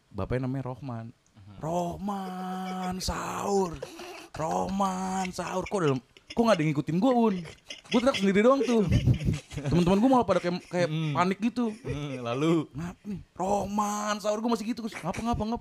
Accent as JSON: {"language": "Indonesian", "town": "Kediri", "region": "East Java", "country": "Indonesia", "said": "masuk cusut kediri kediri"}